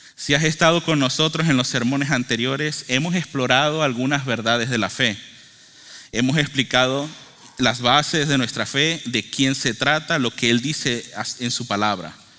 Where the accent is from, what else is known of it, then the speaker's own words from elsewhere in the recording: Venezuela; yo soy de Venezuela